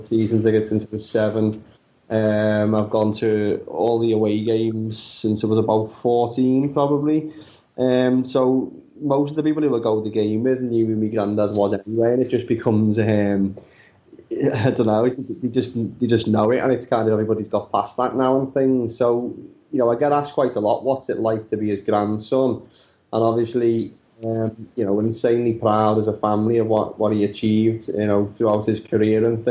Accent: Liverpool, North West England, United Kingdom; growing up in Liverpool as a city

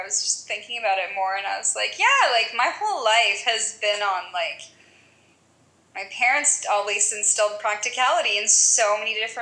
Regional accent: Canada; I'm from Canada

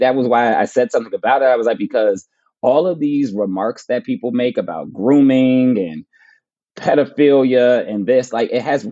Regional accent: Plainfield, New Jersey, United States; moved away; I'm going to my hometown to speak in my public library for the first time. So that'll be cool, like speaking at the Plainfield Public Library

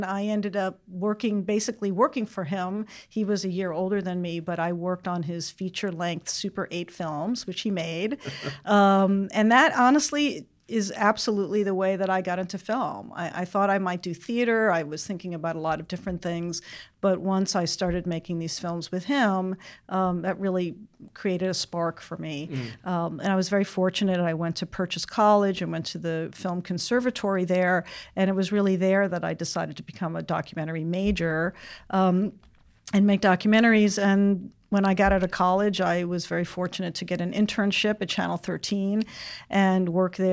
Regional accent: New York, United States; I grew up in New York, and I went to the High School of Music and Art, which now is LaGuardia High School

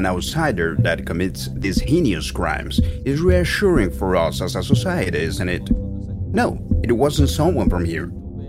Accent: Ciudad Juarez, Chihuahua, Mexico; also born or lived in United States; I'm originally from Ciudad Juarez. I went to get a master's degree, then I finished studying and came back. I got some job offers in Monterrey, but I'm from here, so I came to Ciudad Juarez

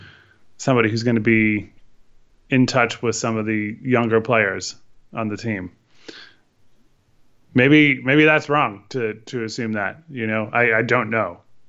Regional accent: Connecticut, United States; for me growing up in Connecticut

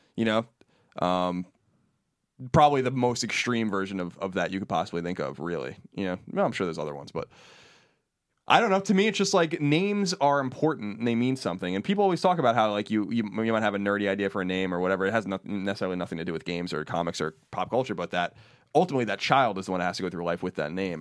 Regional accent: New York, United States; we're from New York

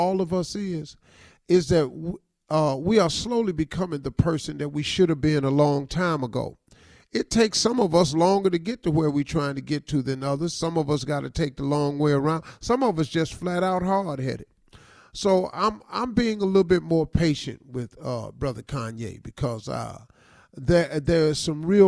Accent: United States

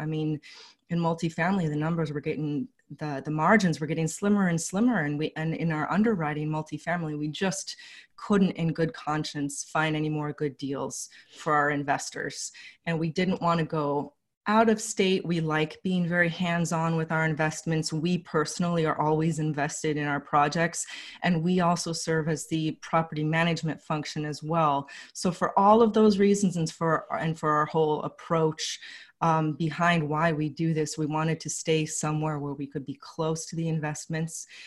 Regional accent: Los Angeles, California, United States; moved away as an adult; now in Philadelphia, United States; I'm from Los Angeles originally

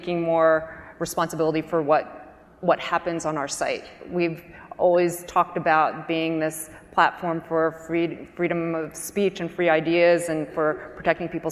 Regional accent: New Jersey, United States; I was raised in New Jersey in a small town

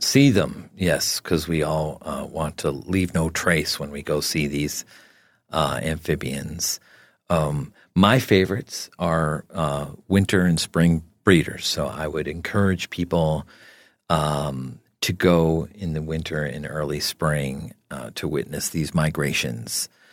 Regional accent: New Jersey, United States; I grew up in New Jersey

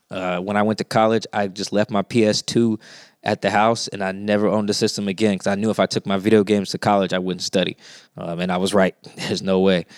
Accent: Seattle, Washington, United States; I'm from Seattle. I'm from South Seattle

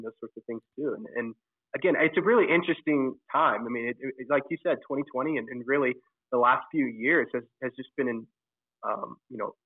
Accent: Oklahoma, United States; growing up in Oklahoma

